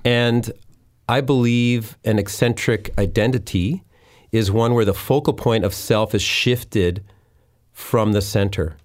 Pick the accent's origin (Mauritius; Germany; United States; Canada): Canada; Winnipeg, Manitoba; moved away as an adult; also born or lived in Deep Cove, North Vancouver; now in North Vancouver, Canada; I grew up in Winnipeg.